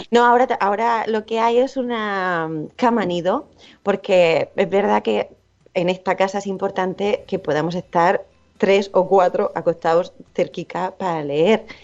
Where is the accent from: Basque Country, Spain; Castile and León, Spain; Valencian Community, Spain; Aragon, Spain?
Valencian Community, Spain; town at the end of the Ruta del Bakalao; moved away; yo que vivo en un pueblo, bueno, ahora no, pero mi pueblo es el final de la ruta del bacalao